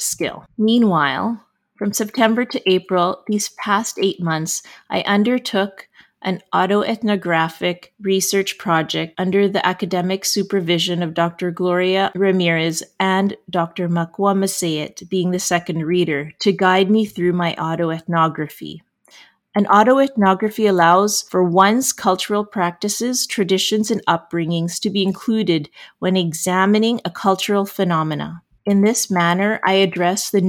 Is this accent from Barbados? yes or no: no; Canada; as a Canadian